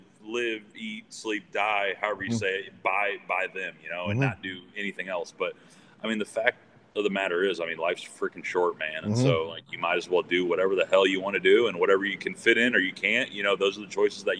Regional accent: LaPorte, Indiana, United States; also born or lived in Fort Worth; LaPorte, Indiana. So like from Chicagoland area, like an hour east of there. So I was born there, lived there for about 5 or 6 years, then moved down to the Fort Worth area.

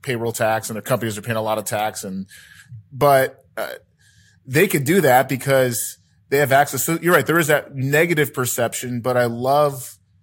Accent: Philippines; I'm Filipino.

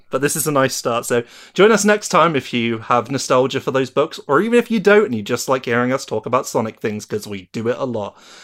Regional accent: United Kingdom; I'm British.

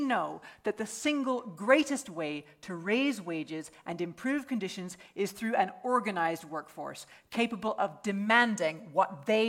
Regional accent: Edinburgh, Scotland, United Kingdom; in my hometown in Edinburgh

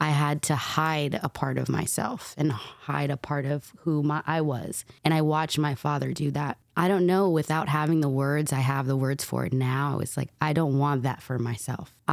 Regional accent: East Coast, United States; Um, so I'm from the East Coast originally. My family's from Harlem on 125th, uh, like right off 125th and Broadway.

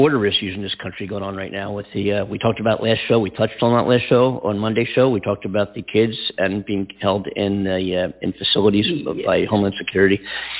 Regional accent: California, United States; California, my home state, and where we are broadcasting from right now in our Los Angeles coast-to-coast studios

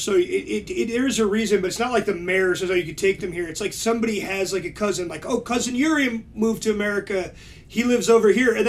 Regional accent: East Coast, United States; when we grew up on the East Coast, where diversity really was like there's people from everywhere.

